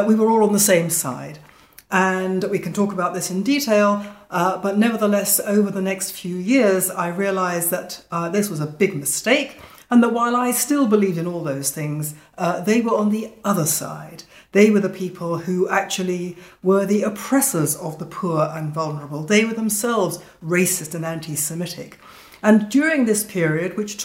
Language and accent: English; London, United Kingdom; also born or lived in Jerusalem; I am a British Jew, born and bred in London